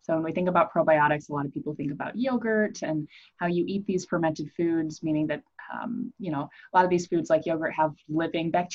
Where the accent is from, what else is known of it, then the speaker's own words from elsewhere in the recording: Iowa, United States; I grew up in Iowa